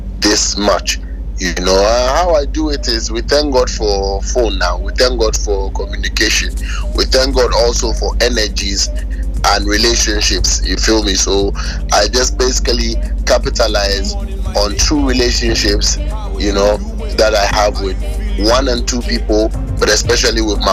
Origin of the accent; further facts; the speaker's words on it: Ghana; I'm Ghanaian